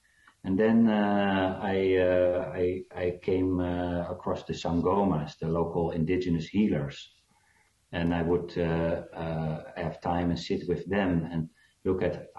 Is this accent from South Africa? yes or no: yes; South Africa; born there; Yeah, because I was born in South Africa